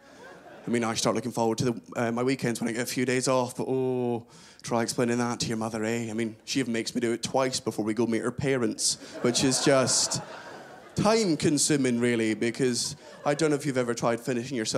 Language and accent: English; Scotland, United Kingdom; also born or lived in England; I am from Scotland. I was born in England, but I do consider myself fully Scottish